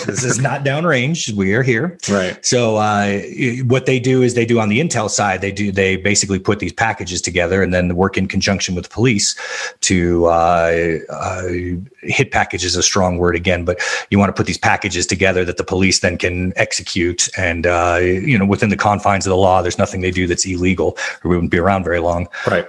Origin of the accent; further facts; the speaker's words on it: Albuquerque, New Mexico, United States; I was raised in the South Valley of Albuquerque, New Mexico.